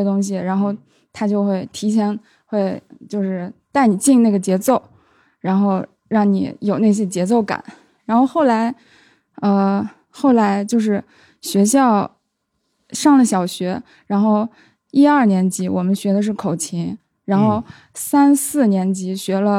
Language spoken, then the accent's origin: Chinese; Shanxi, China; 呃，我老家是山西，